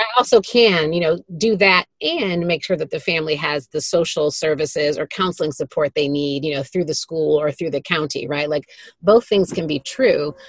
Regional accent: Detroit, Michigan, United States; I grew up in Detroit, Michigan, in, in the city, in what I would probably call a working class neighborhood

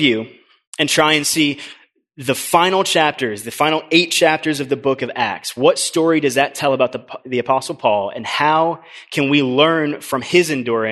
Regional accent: Orlando, Florida, United States; I grew up in Orlando

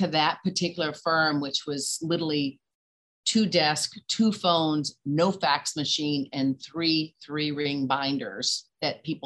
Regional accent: Nashville, Tennessee, United States; accent: Southern; moved away as an adult; now in New York City, United States; Born and raised in Nashville, Tennessee

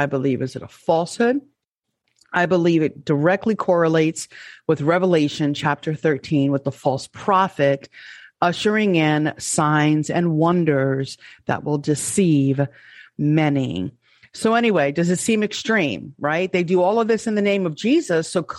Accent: New York, United States; let me say it as a New Yorker. Let's get this party started. That's how I used to talk. I don't sound like that anymore.

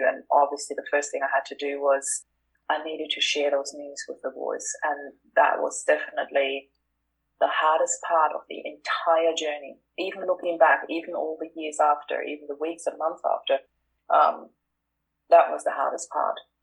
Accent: Austria; moved away as an adult; now in Australia; I am originally from Austria. I moved to Australia in 2004

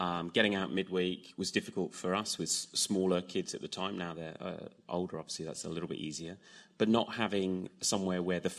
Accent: England, United Kingdom; Yep, so we came 5 years ago from England, and 4 years ago you came out and saw me

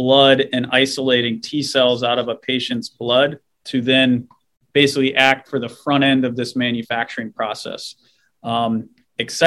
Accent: Minnesota, United States; I'm a Minnesotan born and raised, still here.

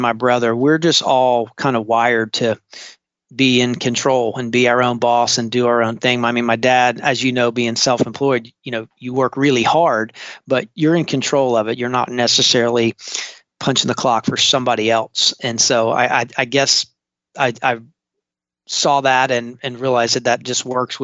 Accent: Charleston, South Carolina, United States; I am actually a third generation Charlestonian, which is rare nowadays. I was born and raised on James Island, still live on James Island

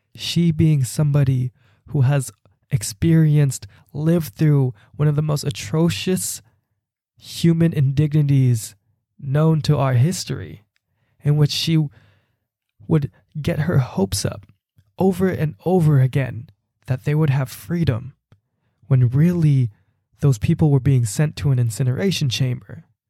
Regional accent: Bay Area, California, United States; I'm from the Bay Area

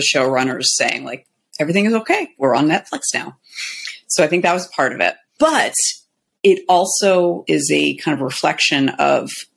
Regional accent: Los Angeles, California, United States; I'm from Los Angeles

